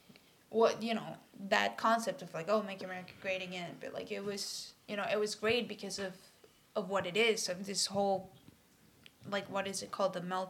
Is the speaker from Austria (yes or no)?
no; Puerto Rico; moved away as an adult; now in Massachusetts, United States; I grew up in Puerto Rico, so obviously I watched in Spanish.